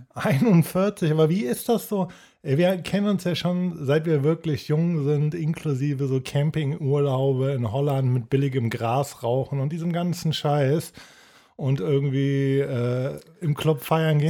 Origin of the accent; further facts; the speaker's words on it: Cologne, North Rhine-Westphalia, Germany; als Kölner